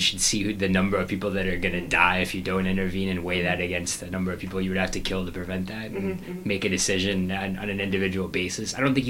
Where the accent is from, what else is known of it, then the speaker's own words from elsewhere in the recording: the South, United States; as we say down south.